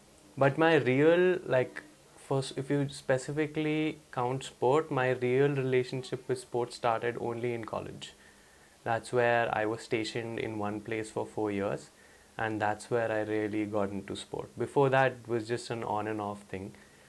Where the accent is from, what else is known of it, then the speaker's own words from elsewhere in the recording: India; Yeah, so growing up was, as an Indian kid, your relationship with sports is highly dependent on how you do in class.